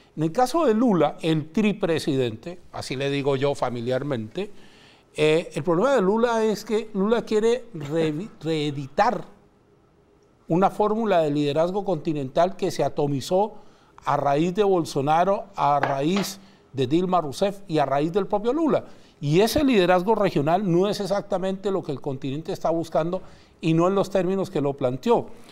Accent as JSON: {"language": "Spanish", "country": "Chile", "said": "la nuestra, la chilena"}